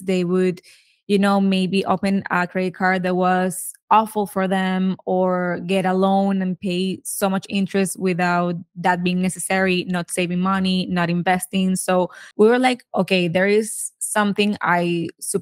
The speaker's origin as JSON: {"language": "English", "country": "Venezuela", "moved": "as an adult", "lives_now": "United States", "said": "So we are both from Venezuela. We moved to the States back in 2010."}